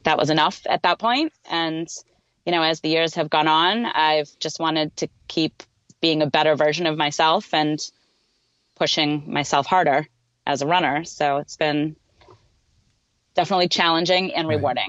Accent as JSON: {"language": "English", "town": "Boston", "region": "Massachusetts", "country": "United States", "tie": "born or raised there", "said": "I'm also from the Boston area, so it's it's just a it's a really cool a really cool thing to know that when I used to go and watch the Boston Marathon growing up"}